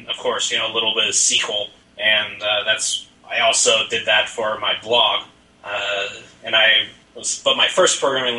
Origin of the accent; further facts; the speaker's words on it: Pittsburgh, Pennsylvania, United States; I am from Pittsburgh, actually. That is within Pennsylvania